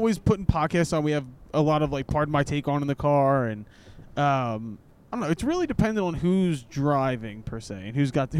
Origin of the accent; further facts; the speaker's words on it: Philadelphia, Pennsylvania, United States; we're all from Philadelphia.